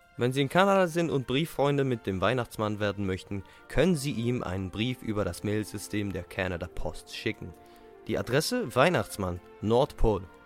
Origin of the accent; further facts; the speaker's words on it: Switzerland; accent: Swiss; Weil wir Schweizer sind